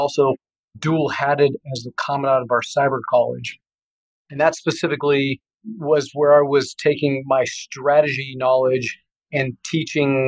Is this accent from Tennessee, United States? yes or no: no; Tucson, Arizona, United States; moved away as an adult; also born or lived in Okinawa, Japan; now in Plano, United States; I grew up in Tucson, Arizona, went to the University of Arizona